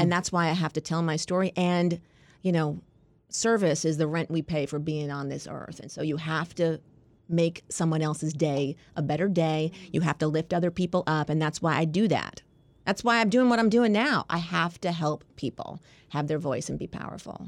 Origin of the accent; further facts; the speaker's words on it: Long Island, New York, United States; moved away as an adult; now in Washington, D.C., United States; I moved from New York. I'm a New Yorker